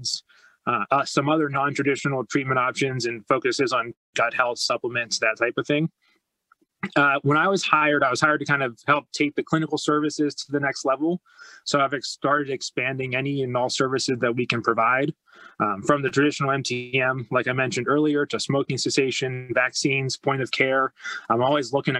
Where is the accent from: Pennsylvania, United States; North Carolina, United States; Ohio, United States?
Pennsylvania, United States; Chambersburg; moved away as an adult; also born or lived in Missouri; we moved back to Chambersburg, which was my hometown, in 2016